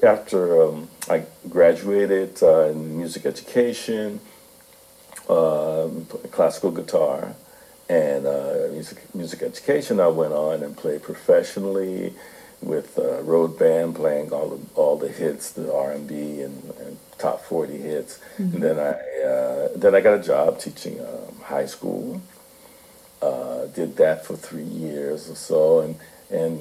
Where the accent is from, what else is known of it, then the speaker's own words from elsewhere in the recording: Newark, New Jersey, United States; I grew up in Newark, New Jersey